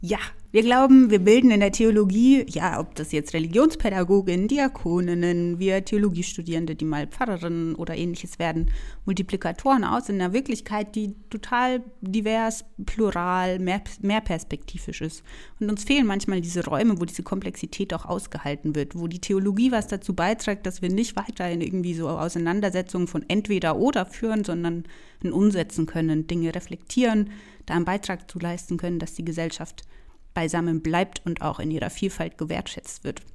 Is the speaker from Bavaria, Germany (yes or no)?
yes; Franconia, Bavaria, Germany; accent: Franconian rolled R; ich komme aus Franken, deshalb ist mein R ein bisschen stärker